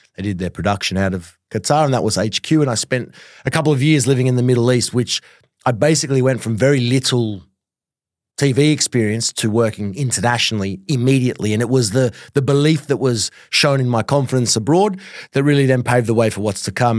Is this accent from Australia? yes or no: yes; Australia; growing up in Australia